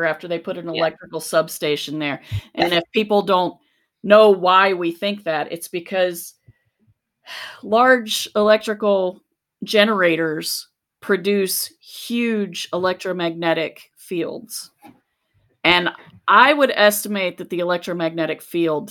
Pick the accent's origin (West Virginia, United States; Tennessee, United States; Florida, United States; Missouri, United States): West Virginia, United States; Charleston; moved away; also born or lived in Athens, Ohio; I grew up in Charleston, West Virginia